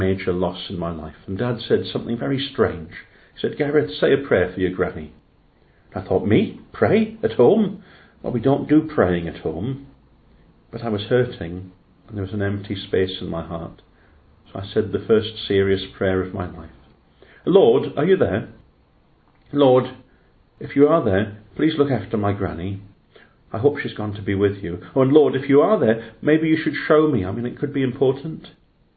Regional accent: Llanelli, Wales, United Kingdom; now in Cardiff, United Kingdom; I grew up in Llanelli, a working town in West Wales, just beyond Swansea.

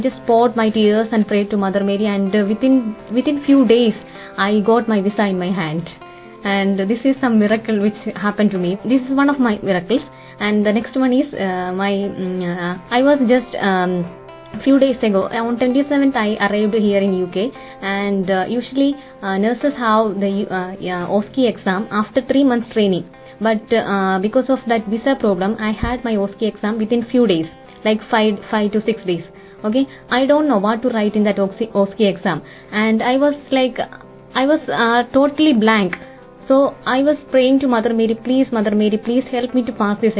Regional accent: India; moved away as an adult; now in United Kingdom; I'm from India

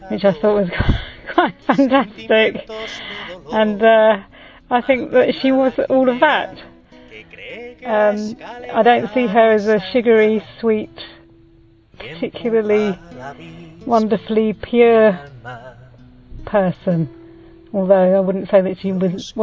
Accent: England, United Kingdom; from England.

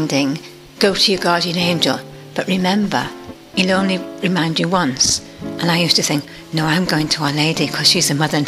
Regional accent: Liverpool, North West England, United Kingdom; also born or lived in Notting Hill, London; now in London, United Kingdom; I'm from Liverpool, but now I'm at Notting Hill Carmel.

